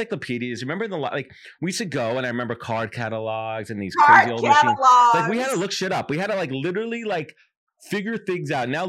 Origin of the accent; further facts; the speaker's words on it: New York City, New York, United States; I'm from Brooklyn